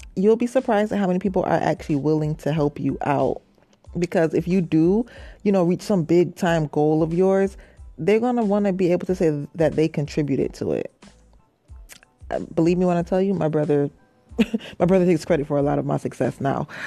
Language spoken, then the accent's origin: English; Rochester, New York, United States; moved away as an adult; now in New York City, United States; I'm from Rochester, New York, and I, um, recently moved. I've been down here a year. I moved to New York City